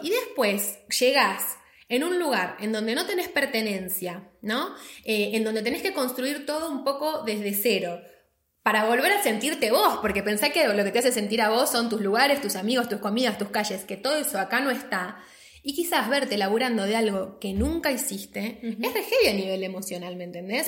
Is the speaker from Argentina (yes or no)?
yes; Argentina; moved away; nosotros somos argentinas